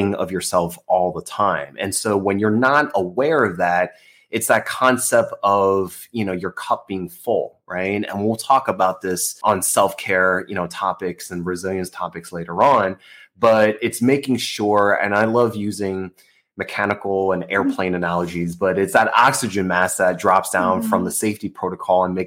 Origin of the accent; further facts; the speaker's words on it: United States; I was born in the States, I grew up as an American